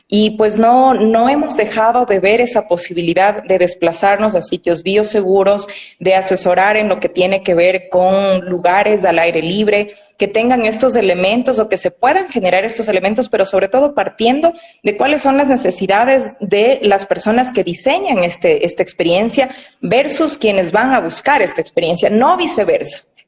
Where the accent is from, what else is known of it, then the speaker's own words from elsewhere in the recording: Quito, Pichincha, Ecuador; estudié en la ciudad de Quito, que es de donde yo soy